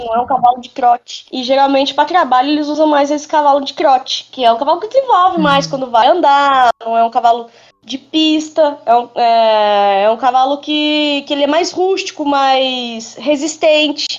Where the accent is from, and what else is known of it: Botelhos, Minas Gerais, Brazil